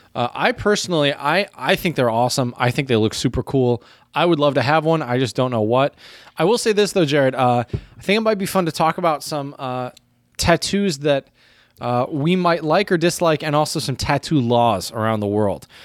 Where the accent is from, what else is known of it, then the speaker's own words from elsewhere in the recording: United States; as an American